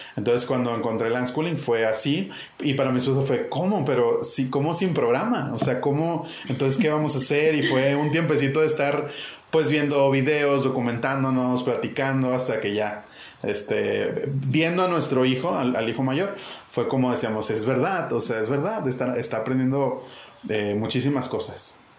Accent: Monterrey, Nuevo León, Mexico; moved away as an adult; now in Chiapas, Mexico; Yo soy originario de Monterrey

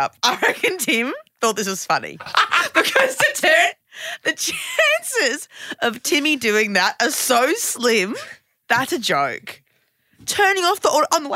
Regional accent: Gold Coast, Queensland, Australia; I'm from the Gold Coast.

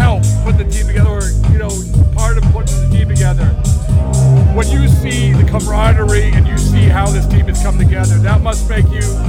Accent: Boston, Massachusetts, United States; I'm from Boston.

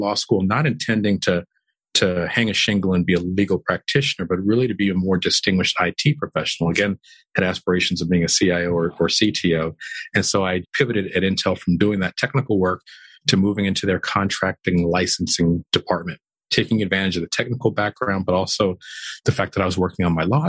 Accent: Oakland, California, United States; moved away as an adult; also born or lived in Sacramento / Roseville; now in Houston, United States; I was born not only in Oakland, but in West Oakland, California. Some of your viewers may know West Oakland, California at the time was the lower income portion of town. And well, grew up there as a child in the 70s

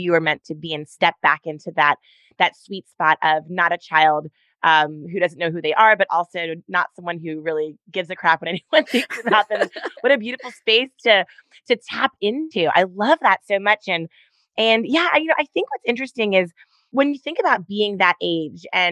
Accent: Baltimore, Maryland, United States; moved away as an adult; now in California, United States; We grew up on the East Coast in Maryland. So I'm 2/3 East Coast and 1/3 California. Only been here about 10 years

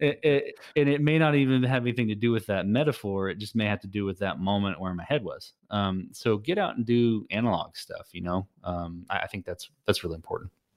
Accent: Texas, United States; I'm a Texan.

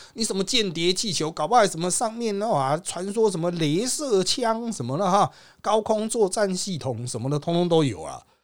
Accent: Taiwan; 我们台湾人会采取的

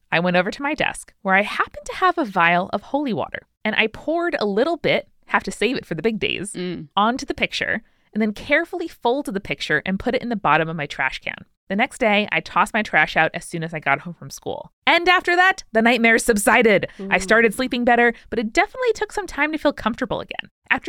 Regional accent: United States; Exorcist had really creeped into my brain, even though I'd never seen it, just because I was like growing up in America.

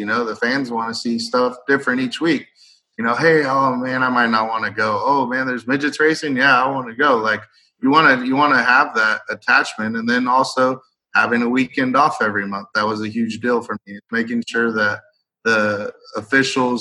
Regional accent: Merced, California, United States; I never worked in my hometown.

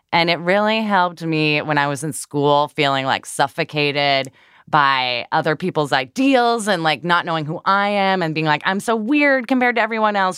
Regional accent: Midwest, United States; accent: Midwestern

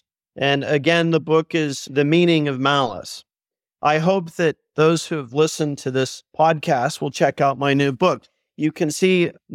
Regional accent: Dallas, Texas, United States; moved away as an adult; also born or lived in Vienna, Austria; when I was a boy growing up in Dallas, Texas in the early 80s

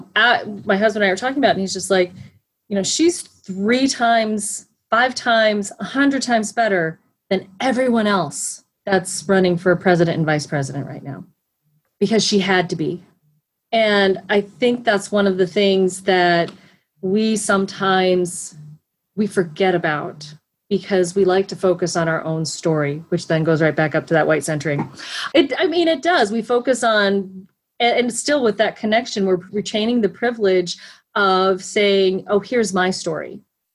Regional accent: South Dakota, United States; growing up in South Dakota.

